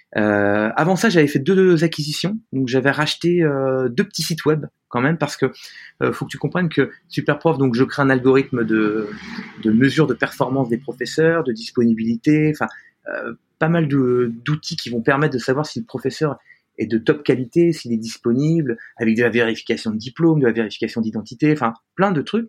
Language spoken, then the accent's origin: French; France; also born or lived in New York / San Francisco; je suis français, hein, donc j'ai la culture française.